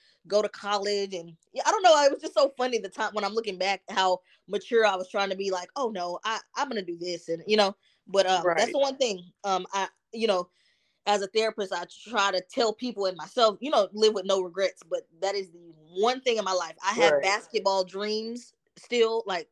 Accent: Dallas, Texas, United States; also born or lived in New Jersey; in the neighborhoods and where I grew up in Dallas

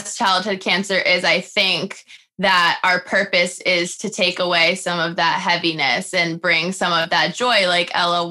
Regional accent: Rhode Island, United States; I am from Rhode Island. I go to the University of Rhode Island

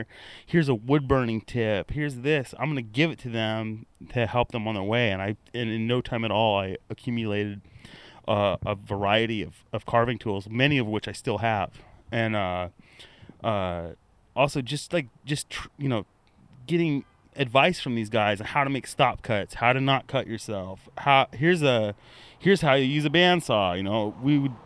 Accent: La Crescenta, California, United States; I was growing up in Southern California, in La Crescenta, California

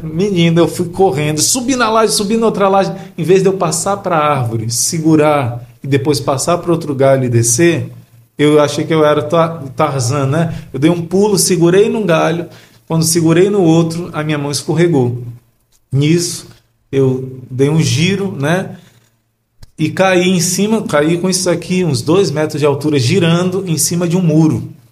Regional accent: Rio de Janeiro, Brazil; moved away; eu sou do Rio de Janeiro.

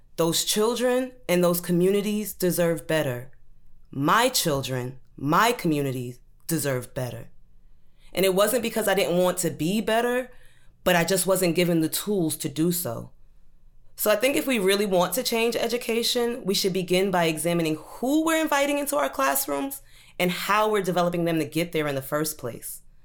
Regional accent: Brooklyn, New York, United States; also born or lived in Maryland; I grew up in Brooklyn.

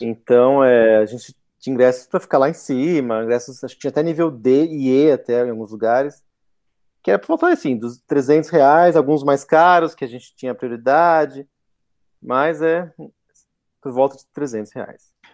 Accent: Brazil; mesmo sendo brasileiro

